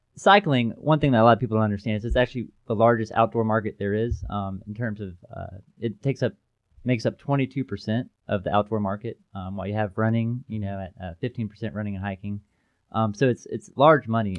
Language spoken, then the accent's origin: English; Chattanooga, Tennessee, United States; born and raised in Chattanooga